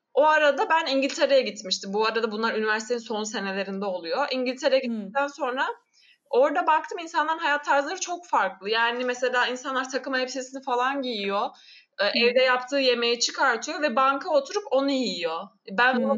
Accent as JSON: {"language": "Turkish", "region": "Amasya", "country": "Turkey", "tie": "born or raised there", "also_born_or_lived": "Kocaeli / England", "moved": "as an adult", "said": "Samsun'da doğmadım Amasya'da doğdum ama anne babam Samsunlu. Samsun'da Hı. oturuyorlar onlar ve ben Samsun'da büyümedim yine Amasya'da büyüdüm."}